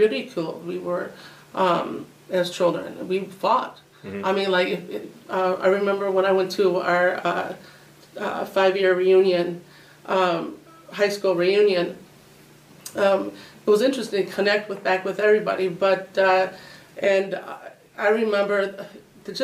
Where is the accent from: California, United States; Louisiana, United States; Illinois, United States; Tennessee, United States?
Illinois, United States; Oswego; also born or lived in Aurora; I was born in Aurora, but my mom and dad had purchased a home in Oswego, so I was raised in Oswego